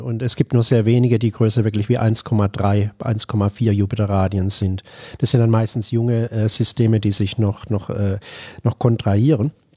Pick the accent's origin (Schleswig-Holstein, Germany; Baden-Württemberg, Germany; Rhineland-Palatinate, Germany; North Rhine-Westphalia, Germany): Baden-Württemberg, Germany; Bad Mergentheim; moved away as an adult; also born or lived in Würzburg / Buffalo, New York / Albuquerque, New Mexico; now in Tenerife, Spain; Ich bin in Bad Mergentheim im Norden von Baden-Württemberg aufgewachsen